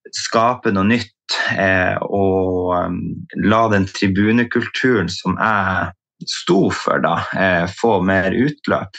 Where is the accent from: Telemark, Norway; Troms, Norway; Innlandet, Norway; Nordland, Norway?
Troms, Norway; Tromsø; født og oppvokst i Tromsø